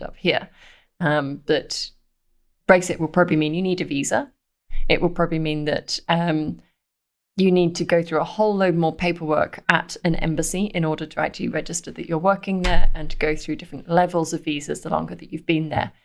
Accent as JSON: {"language": "English", "country": "United Kingdom", "accent": "British", "moved": "as an adult", "lives_now": "Belgium", "said": "from the accent, I'm British"}